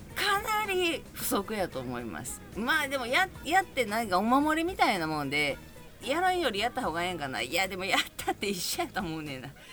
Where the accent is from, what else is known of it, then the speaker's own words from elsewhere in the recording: Kobe, Hyogo, Japan; now in Yokohama, Japan; 私神戸なんですけど実家兵庫県